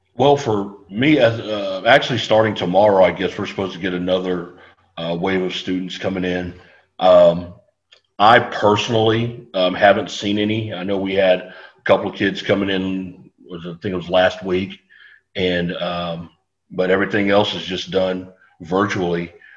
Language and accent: English; San Antonio, Texas, United States; I grew up here in San Antonio. I, I went to Marshall High School